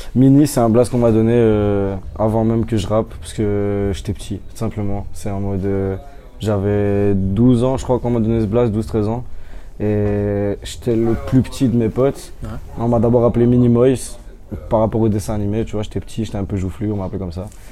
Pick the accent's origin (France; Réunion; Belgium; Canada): Belgium; Ottignies, Wallonia; je viens pas de Louvain-la-Neuve, je viens d'Otigny